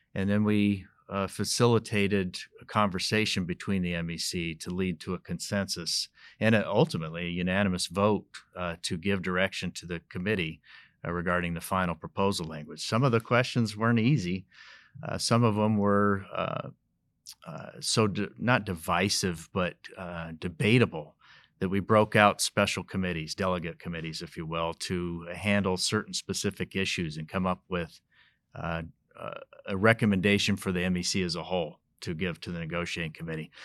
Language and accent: English; Colorado, United States; I was born and raised in Colorado, still live in northern Colorado